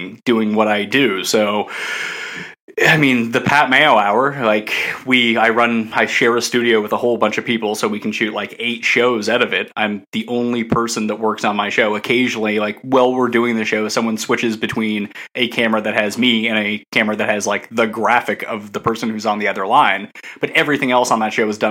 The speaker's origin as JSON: {"language": "English", "area": "East Coast of Canada", "region": "Atlantic Canada", "country": "Canada", "accent": "Canadian", "said": "from the East Coast of Canada, which is weirdly kind of like the south of Canada"}